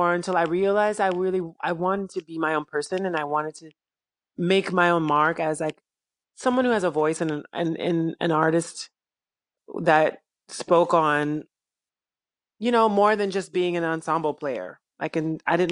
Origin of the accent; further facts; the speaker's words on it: Columbus, Georgia, United States; moved away; also born or lived in Chicago, Illinois / New York City; I was raised in Georgia